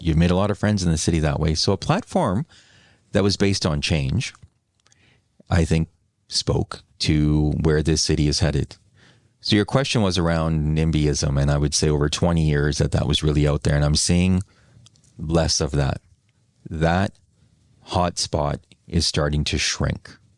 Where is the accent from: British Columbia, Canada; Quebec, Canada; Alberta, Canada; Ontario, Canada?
British Columbia, Canada; New Westminster; also born or lived in Vancouver; my hometown, my former hometown of New West